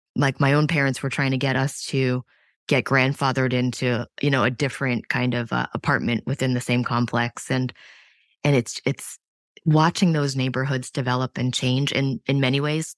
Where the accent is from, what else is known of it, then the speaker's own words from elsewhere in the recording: New York City, New York, United States; I grew up in the Lower East Side of Manhattan